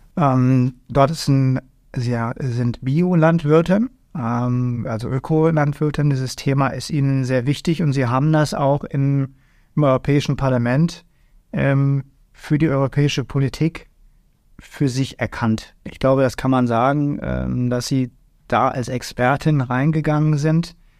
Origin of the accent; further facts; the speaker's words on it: Germany; bei uns in Deutschland